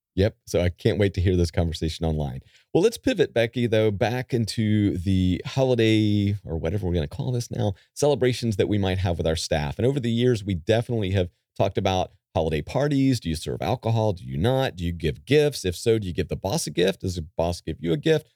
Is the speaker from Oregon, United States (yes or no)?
no; Calabash, North Carolina, United States; my hometown of Calabash. North Carolina